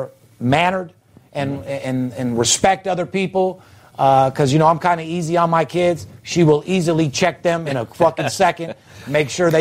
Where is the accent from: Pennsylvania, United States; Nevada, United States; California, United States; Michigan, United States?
Nevada, United States; North Las Vegas; I come from North Las Vegas. I was raised in the hood, old horse property